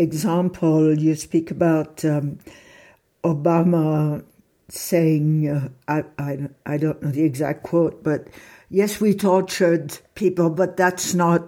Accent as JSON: {"language": "English", "town": "Paris", "region": "Île-de-France", "country": "France", "tie": "born or raised there", "moved": "yes", "said": "I grew up in Paris."}